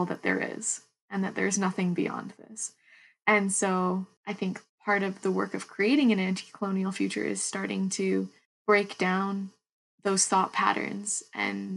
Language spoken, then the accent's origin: English; Ontario, Canada; moved away; I grew up on Anishinaabe territory in so-called Ontario, and now I'm currently located in Kwungan and Wasanich territories.